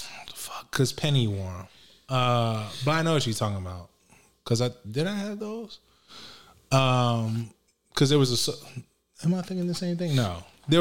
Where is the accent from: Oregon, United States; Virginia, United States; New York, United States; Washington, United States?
Virginia, United States